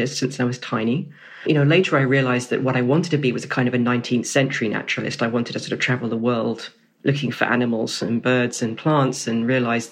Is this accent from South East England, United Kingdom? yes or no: yes; Camberley, South East England, United Kingdom; I grew up in Camberley in Surrey